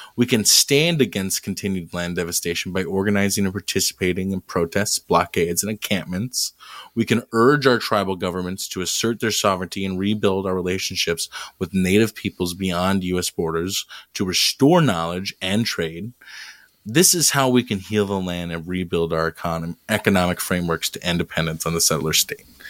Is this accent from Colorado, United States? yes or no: yes; Colorado, United States; I was born in Colorado